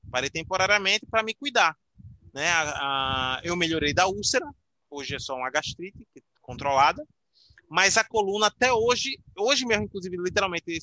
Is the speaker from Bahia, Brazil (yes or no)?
no; Aracaju, Sergipe, Brazil; now in Maceió, Brazil; Que eu sou de Aracaju, de Sergipe, mas moro em Maceió há 13 ou 14 anos, é, desde 2009.